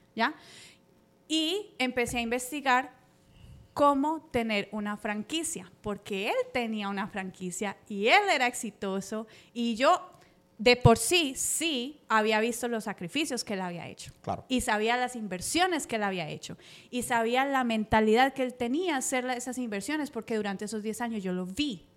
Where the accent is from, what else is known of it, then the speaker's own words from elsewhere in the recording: Cali, Valle del Cauca, Colombia; now in United States; llegué aquí muy joven eh, de Colombia